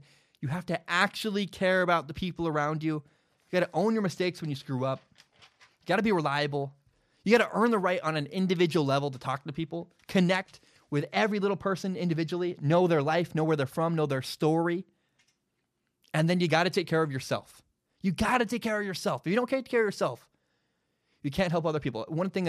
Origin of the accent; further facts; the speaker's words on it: Oregon, United States; I'm from Oregon.